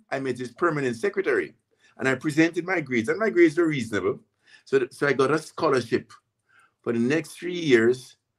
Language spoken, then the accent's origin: English; Port Antonio, Portland, Jamaica; moved away as an adult; also born or lived in Titchfield, Jamaica; now in Burlington, Canada; I was born in Port Antonio, Jamaica, in 1951 to a single parent.